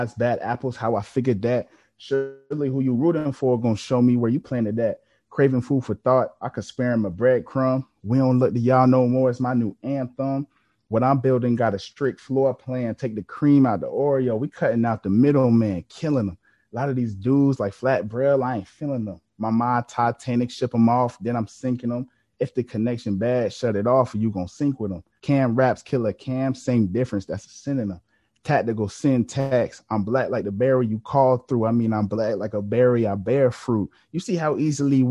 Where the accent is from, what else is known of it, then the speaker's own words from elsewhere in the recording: Virginia Beach, Virginia, United States; also born or lived in Maryland; I was actually raised in Virginia Beach, Virginia